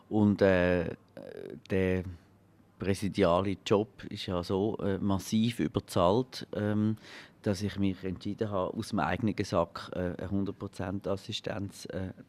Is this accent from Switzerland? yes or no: yes; Glarus, Switzerland; Ich bin Glarner ursprünglich also auf dem Papier.